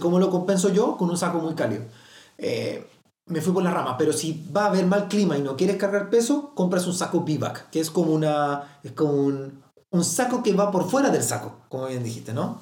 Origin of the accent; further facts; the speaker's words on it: Magallanes and Chilean Antarctica, Chile; Soy de Magallanes